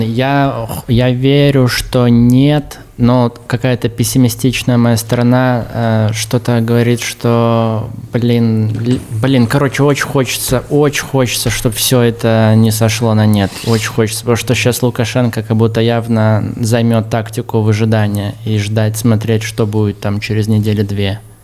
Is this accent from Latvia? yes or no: no; Myadzel, Minsk Region, Belarus; now in Russia; У меня из моего родного города посадили еще шесть типов конкретно в самом Мяделе.